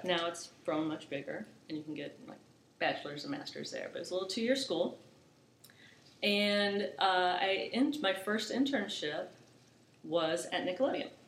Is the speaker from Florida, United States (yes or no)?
yes; Orlando, Florida, United States; now in Charlotte, United States; I'm born and raised in Orlando